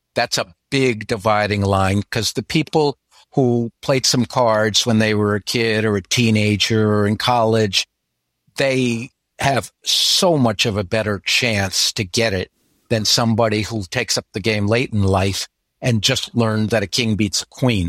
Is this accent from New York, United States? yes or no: yes; New York area, United States; now in Florida, United States; Florida now, even though I grew up in the New York area